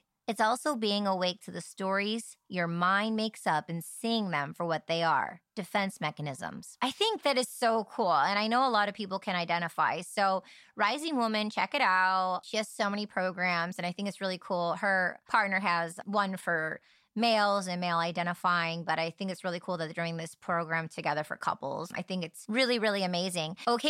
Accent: Michigan, United States; moved away; And growing up in Michigan, it was very limited of languages and words that I was exposed to and heard. And then I went to California.

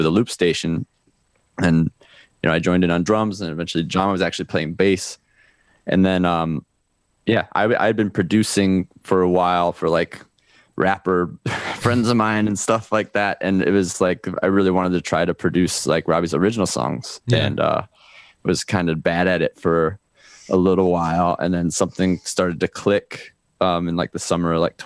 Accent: Chicago, Illinois, United States; now in Miami, United States; I'm from Chicago, but lived in Miami for 12 years

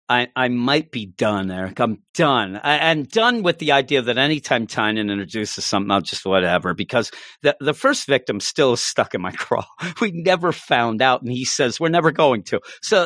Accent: France; listen, I grew up in France and you know about

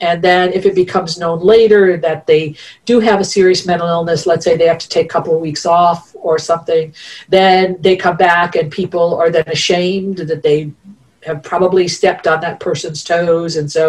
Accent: East Coast, United States; I'm a Italian from the East Coast and my son is like 5'5", right?

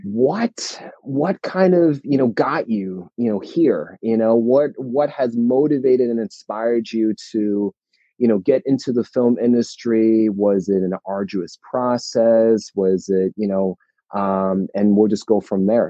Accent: New Jersey, United States; me and my sister we were born and raised in New Jersey

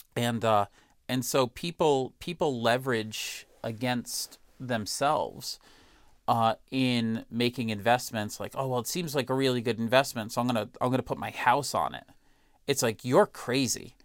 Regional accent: Boston, Massachusetts, United States; as a Bostonian

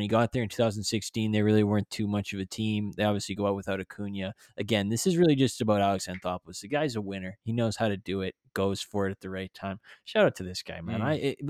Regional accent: Canada; as a Canadian citizen

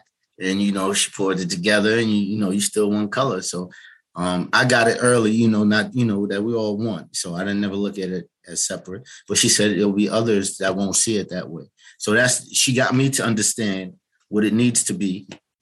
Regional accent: New York City, New York, United States; also born or lived in Harlem, New York; And then we moved to the Bronx when we were about 5 years old. And that's where I grew up at.

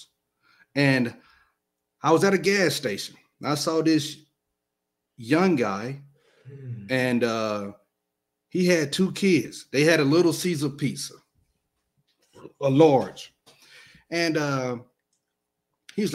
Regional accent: Alabama, United States; I'm from Alabama

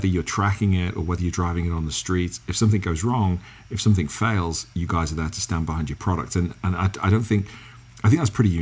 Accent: England, United Kingdom; accent: English; my English accent

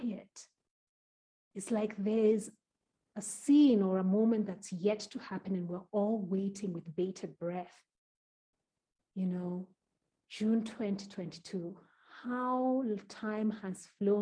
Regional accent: Kenya; Kenya being my home country

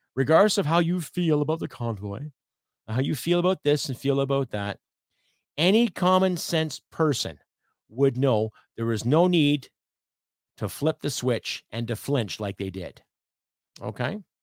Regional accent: Canada; being a Canadian living in Canada.

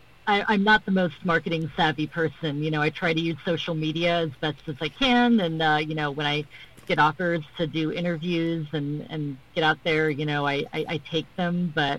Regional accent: Middle East, Bahrain; also born or lived in Saudi Arabia; you know, I'm American and also Palestinian. I grew up in the Middle East, Bahrain and Saudi Arabia.

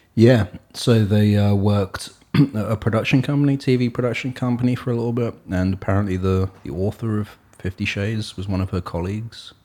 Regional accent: Hastings, South East England, United Kingdom; moved away; Sussex, which is where I am from, this is, I was born in Sussex, in Hastings.

